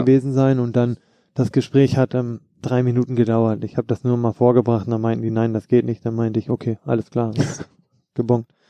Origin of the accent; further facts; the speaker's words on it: Hamburg, Germany; moved away; also born or lived in Frankfurt; In Hamburg bin ich groß geworden